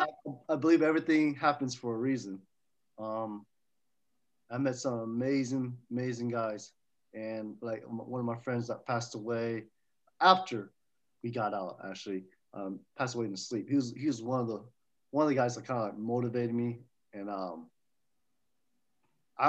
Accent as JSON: {"language": "English", "town": "Fairfield", "region": "California", "country": "United States", "tie": "born or raised there", "also_born_or_lived": "Oakland, California", "said": "I went to school in Fairfield. So I grew up in Fairfield and Oakland area."}